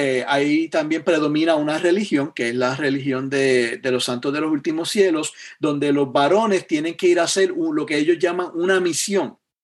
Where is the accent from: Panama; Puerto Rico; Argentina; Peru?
Puerto Rico; Yauco; moved away as an adult; yo me crié en el pueblo de Yauco, allá en Puerto Rico.